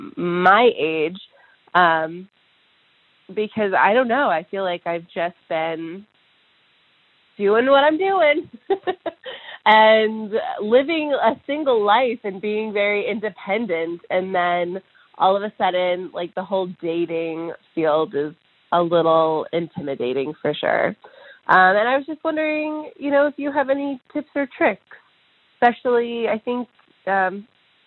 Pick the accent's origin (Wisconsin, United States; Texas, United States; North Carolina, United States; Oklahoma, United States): North Carolina, United States; I'm from the United States. I'm from North Carolina in the U.S